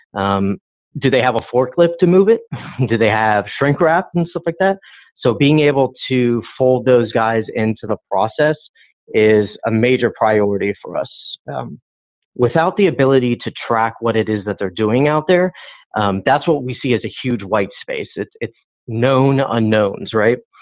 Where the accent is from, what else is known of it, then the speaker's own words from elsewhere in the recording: Miami, Florida, United States; I was born and raised in Miami